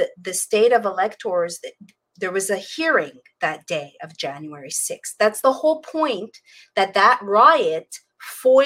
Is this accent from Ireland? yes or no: no; Canada; now in Florida, United States; I come from Canada